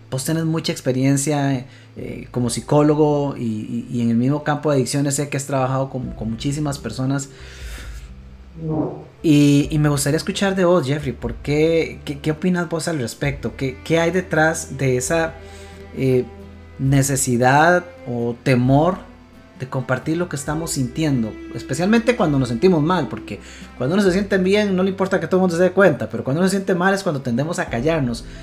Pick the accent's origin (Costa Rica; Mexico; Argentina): Costa Rica; nosotros como buenos ticos cada uno su casa y Dios en la de todos